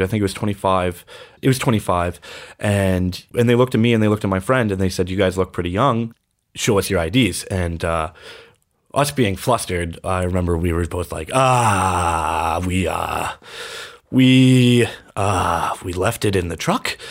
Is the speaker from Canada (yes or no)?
yes; Fort Saskatchewan, Alberta, Canada; moved away as an adult; also born or lived in Edmonton, Alberta; my hometown